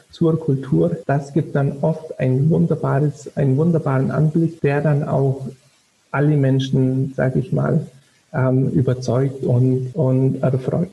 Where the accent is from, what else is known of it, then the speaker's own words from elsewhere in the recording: Southern Germany, Germany; ich komme natürlich ziemlich aus dem Süden